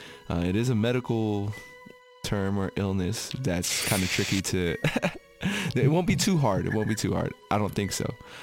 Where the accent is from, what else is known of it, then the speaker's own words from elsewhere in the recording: Philippines; I'm Filipino, and in the Filipino culture, we're very open to the supernatural. We're all very open to mythology.